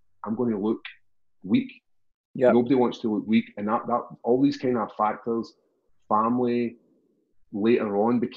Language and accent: English; Glasgow, Scotland, United Kingdom; born or raised there